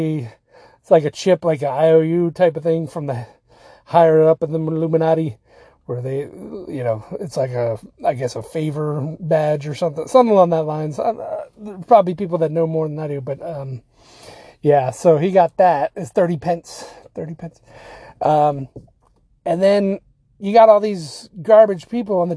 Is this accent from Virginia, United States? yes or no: yes; Virginia Beach, Virginia, United States; I'm from Virginia Beach